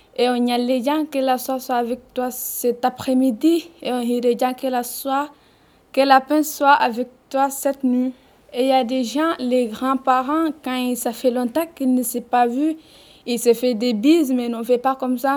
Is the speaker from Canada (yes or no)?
no; Guinea; first language Fula; French is a second language; now in France; je suis guinéenne, je parle la langue peul et j'entends petit peu l'arabe